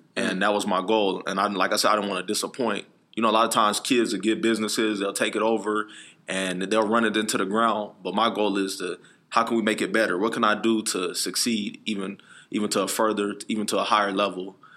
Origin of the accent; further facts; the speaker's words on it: Phoenix, Arizona, United States; I'm from Phoenix, Arizona, born and raised